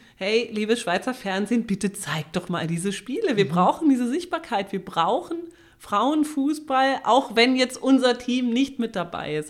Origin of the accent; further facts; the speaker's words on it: Germany; bei uns in Deutschland